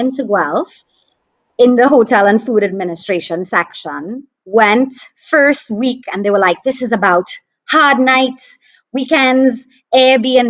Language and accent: English; St. Joseph, Trinidad & Tobago; also born or lived in Port of Spain; I grew up in Trinidad, in St. Joseph, which is in the Northern Range.